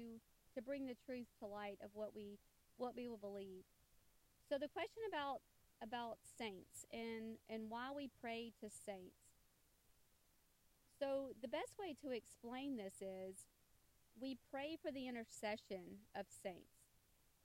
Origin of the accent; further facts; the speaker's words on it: the South, United States; growing up in the South, Catholicism was a minority religion